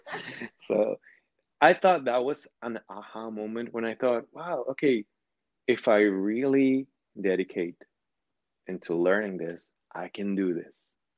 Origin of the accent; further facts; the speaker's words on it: Sinaloa, Mexico; moved away; I was born in Mexico